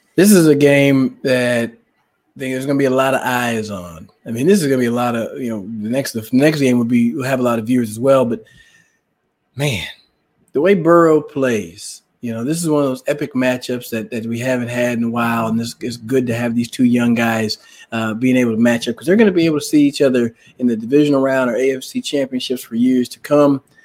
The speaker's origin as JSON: {"language": "English", "town": "Dallas", "region": "Texas", "country": "United States", "tie": "born or raised there", "also_born_or_lived": "Washington", "moved": "yes", "said": "growing up in Dallas"}